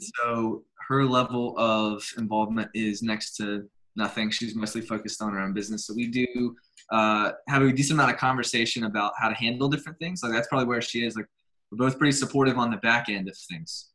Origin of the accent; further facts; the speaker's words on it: Birmingham, Alabama, United States; I grew up here in Birmingham, Alabama. I've been here my entire life, 35 years